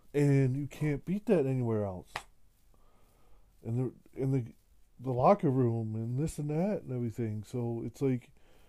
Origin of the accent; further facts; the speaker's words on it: California, United States; Look at me, I'm from California, but I'm a small town California. I didn't grow up the LA life.